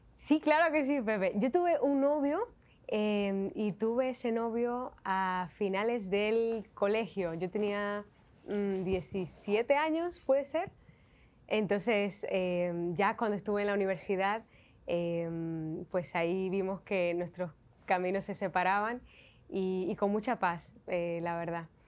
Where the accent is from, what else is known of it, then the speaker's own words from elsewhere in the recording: Santiago de los Caballeros, Santiago, Dominican Republic; moved away as an adult; now in Spain; en mi ciudad, en Santiago de los Caballeros